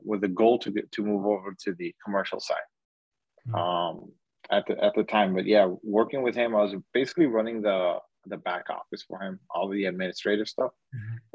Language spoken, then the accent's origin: English; Miami, Florida, United States; I'm from the Miami, Florida area. I work Miami-Dade County and Broward County, born and raised in the area also.